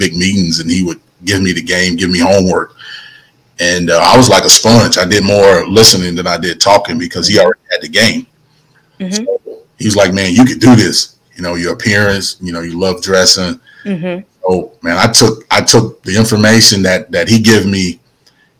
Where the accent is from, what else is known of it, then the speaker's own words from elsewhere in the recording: Prichard, Alabama, United States; moved away as an adult; also born or lived in Mobile, Alabama; now in Huntsville, United States; Grew up in Mobile, Alabama. So I'm a Mobile native by way of Huntsville.